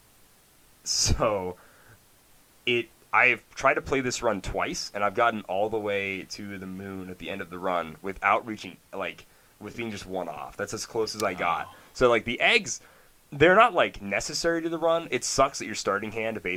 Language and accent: English; United States; I love being an American